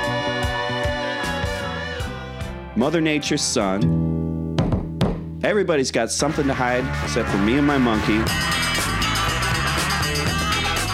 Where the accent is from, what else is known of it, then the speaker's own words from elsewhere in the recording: Chicago, Illinois, United States; we're from Chicago.